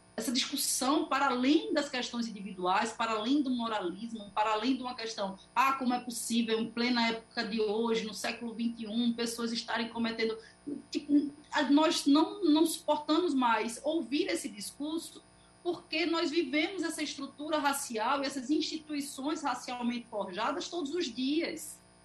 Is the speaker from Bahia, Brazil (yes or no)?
no; Pernambuco, Brazil; Eu sou pernambucana